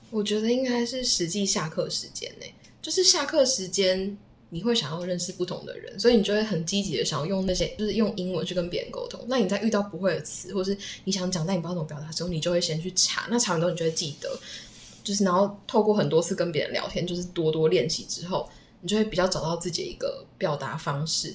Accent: Taiwan; 只有我一个台湾人

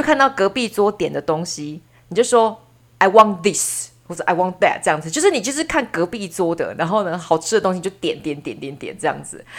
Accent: Taiwan; 只有我们两个台湾人在用台语当密语

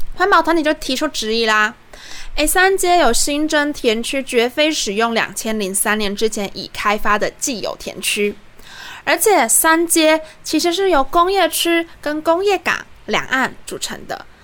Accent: southern Taiwan, Taiwan; 我们是南部人

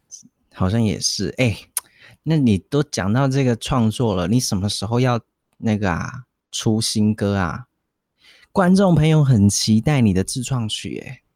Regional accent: Taiwan; accent: Taiwanese Mandarin; 我们有一点台湾国语

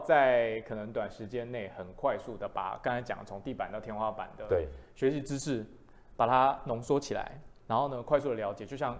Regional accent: Pingtung County, Taiwan; 因为我是屏东人，

